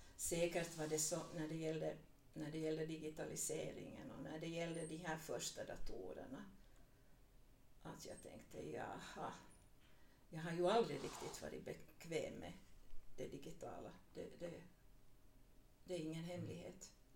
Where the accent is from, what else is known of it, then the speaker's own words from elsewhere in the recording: Vaasa, Ostrobothnia, Finland; also born or lived in Purmo, near Jakobstad; now in Smedsby, Finland; jag är uppvuxen i Gammalvasa